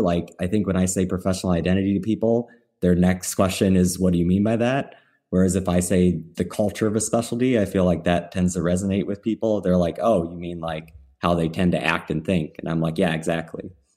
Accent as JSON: {"language": "English", "region": "Midwest", "country": "United States", "said": "I'm from the Midwest"}